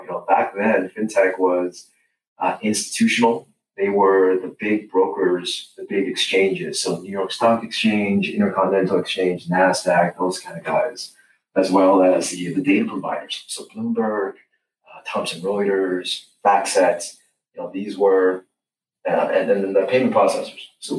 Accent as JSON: {"language": "English", "country": "Canada", "said": "Just as a Canadian, you know, coming into the U.S. market, trying to compete, you know, with a number of great students, it was hard."}